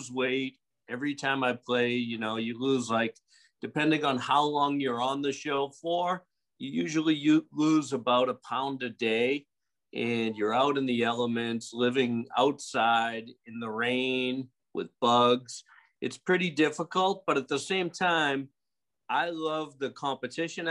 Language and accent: English; Boston, Massachusetts, United States; moved away as an adult; now in Pensacola, United States; I'm originally from Boston. I've been living in Pensacola for about 16 years now